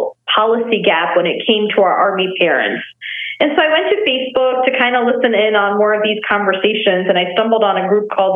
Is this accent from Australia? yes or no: no; Nepal; moved away; also born or lived in Texas; I was born and raised in Nepal, and then I moved to Texas